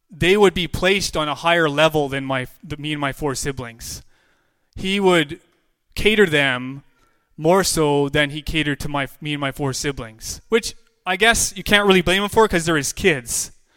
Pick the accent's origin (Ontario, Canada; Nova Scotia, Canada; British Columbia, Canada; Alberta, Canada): British Columbia, Canada; Williams Lake; I'm from Williams Lake, British Columbia.